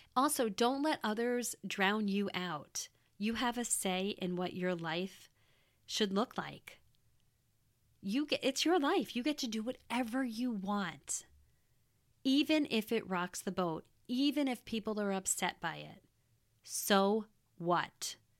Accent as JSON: {"language": "English", "country": "United States", "tie": "born or raised there", "also_born_or_lived": "Wisconsin", "moved": "as an adult"}